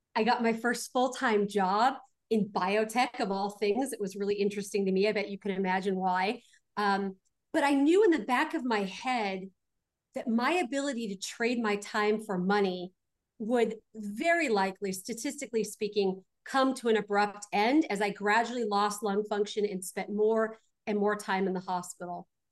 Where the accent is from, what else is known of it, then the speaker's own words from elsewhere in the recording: Glendale, California, United States; I was born out in Glendale